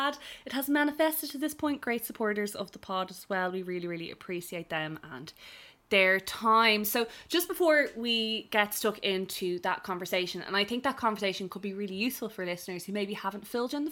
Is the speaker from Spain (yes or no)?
no; Ireland; We're from Ireland